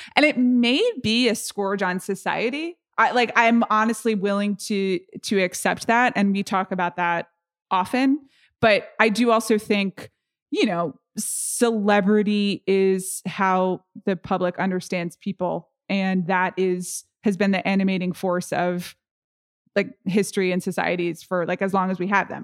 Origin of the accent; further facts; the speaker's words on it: United States; I'm really American